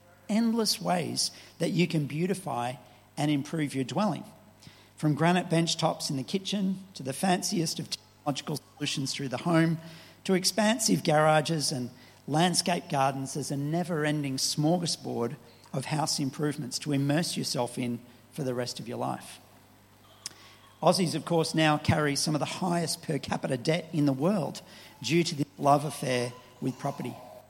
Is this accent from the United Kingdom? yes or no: no; Bobina, Benin; also born or lived in Nigeria; I was born in Nigeria to missionary parents, and my first home was in a village of some 300 Boko people in northern Benin called Bobina.